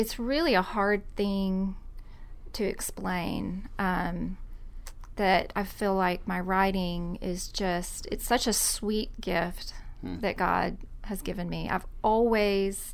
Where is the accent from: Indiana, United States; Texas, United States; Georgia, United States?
Georgia, United States; College Park; my hometown, College Park, Georgia